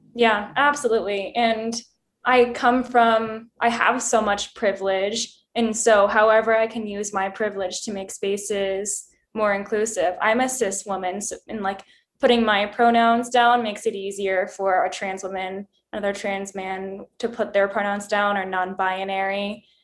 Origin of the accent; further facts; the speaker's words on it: Bozeman, Montana, United States; moved away; also born or lived in rural East Coast, United States; I was born in Montana, in Bozeman, and my family didn't have a lot of money, so what you did was go for hikes. Um, so, I grew up in the mountains